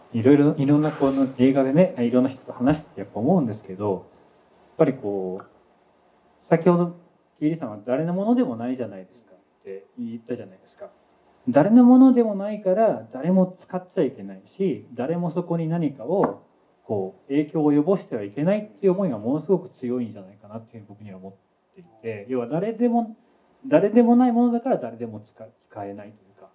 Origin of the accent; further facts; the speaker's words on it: Saitama, Japan; 僕は埼玉で生まれ育ったんですけど